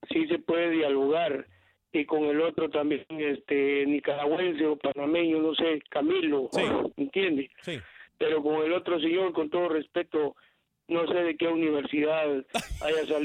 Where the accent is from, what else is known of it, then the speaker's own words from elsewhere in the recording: Guatemala; me molesta eso como guatemalteco